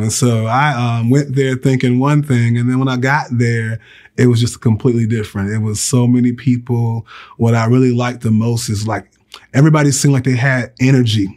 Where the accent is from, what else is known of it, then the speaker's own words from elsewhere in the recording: Virginia, United States; moved away as an adult; now in Alabama, United States; I grew up in Virginia